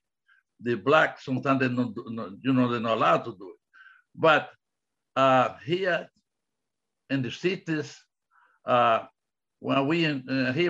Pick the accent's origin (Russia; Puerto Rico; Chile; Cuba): Cuba; English is a second language; moved away; In the 50s, I grew up in Cuba.